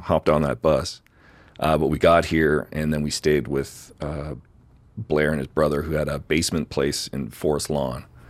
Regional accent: Sudbury, Ontario, Canada; also born or lived in Saskatchewan; now in Calgary, Canada; I grew up in Sudbury, Ontario. So mining town, like four hours north of Toronto

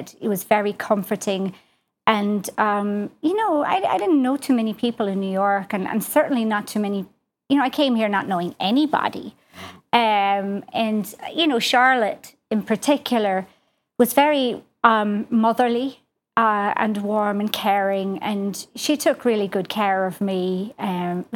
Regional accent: Ireland; accent: slight Irish accent; moved away as an adult; now in United States; I'm Irish. Believe it or not, I know 25 years of being in America, I still have a slight Irish accent.

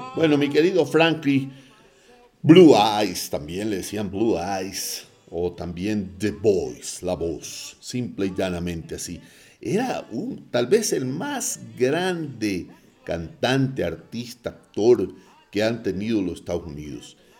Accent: Guayaquil, Guayas, Ecuador; moved away; mi ciudad natal de Guayaquil

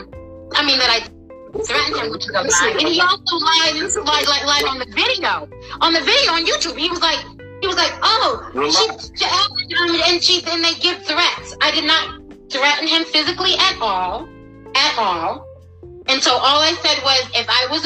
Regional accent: Boston, Massachusetts, United States; also born or lived in Buffalo, New York / Malden, Massachusetts / Everett, Massachusetts; I was raised in Massachusetts, in Boston, Massachusetts, Dorchester section

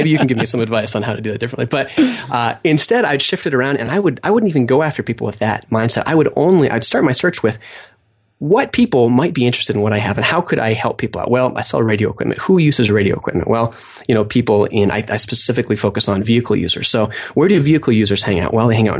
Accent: Idaho, United States; also born or lived in Montana; Well, I grew up in Idaho. I went to school in Montana.

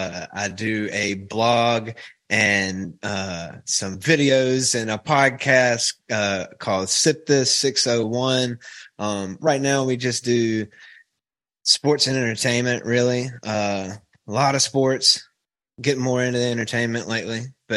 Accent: Pearl, Mississippi, United States; moved away as an adult; now in Hattiesburg, United States; Dude, I'm from Pearl.

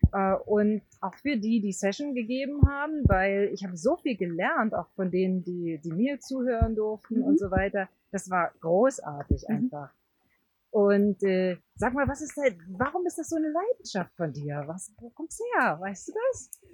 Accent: Brandenburg, Germany; Also fast in der Nähe von Brandenburg, da wo ich mhm. herkomme

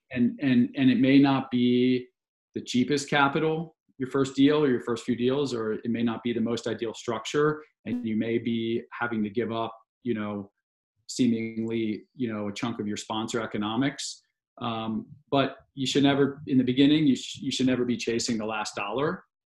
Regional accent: a suburb of DC, Maryland, United States; moved away as an adult; also born or lived in New York City; I grew up in in Maryland um, in a suburb of DC

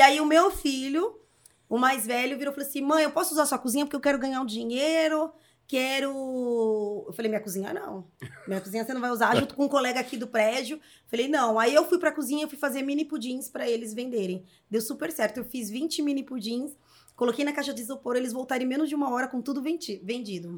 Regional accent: São Paulo, Brazil; also born or lived in Vila Formosa, São Paulo; Cresci aqui. Cresci aqui.

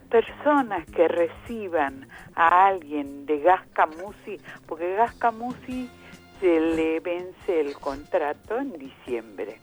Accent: Uruguay; now in La Plata, Argentina; Yo soy uruguaya.

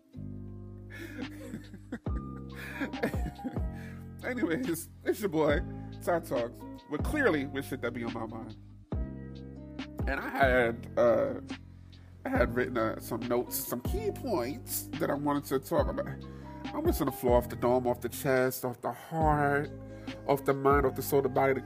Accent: New York, United States; being a New Yorker

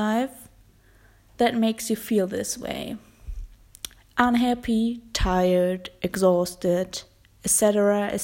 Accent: Germany; accent: German; English is a second language; my German accent

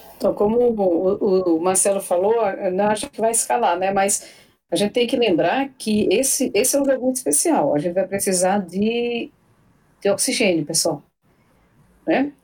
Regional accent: Paraíba, Brazil; tem os grupos da Paraíba, né, de onde eu sou originária

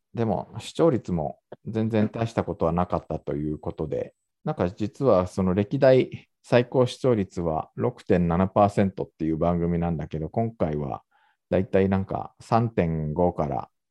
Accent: Japan; now in South Korea; 日本生まれ、今は2回目の韓国在住、えー、韓国人じゃなくて日本人

